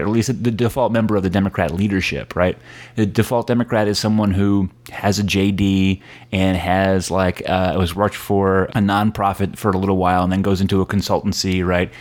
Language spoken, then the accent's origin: English; Connecticut, United States; moved away as an adult; now in Brooklyn, United States; I live in Brooklyn. Uh, I grew up in Connecticut.